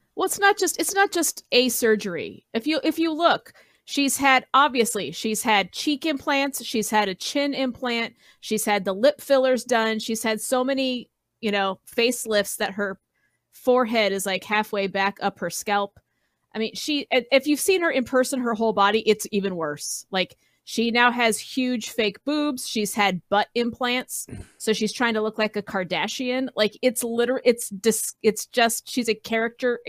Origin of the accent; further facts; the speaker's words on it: Colorado, United States; I grew up in Colorado